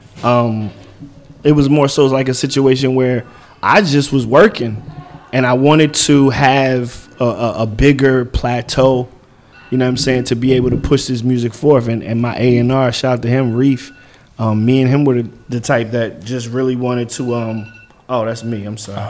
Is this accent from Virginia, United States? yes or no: yes; Virginia, United States; I'm from Virginia